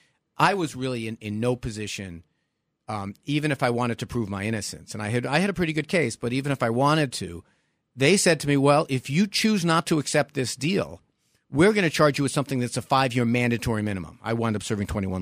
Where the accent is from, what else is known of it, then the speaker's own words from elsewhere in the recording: New York City, New York, United States; That's the Brooklyn of me